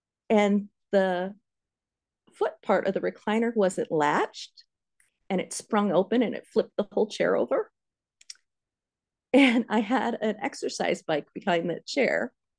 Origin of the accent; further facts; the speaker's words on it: Pennsylvania, United States; now in Iowa, United States; I went to school in Ames. That's where Steve and I met. But I'm originally from Pennsylvania.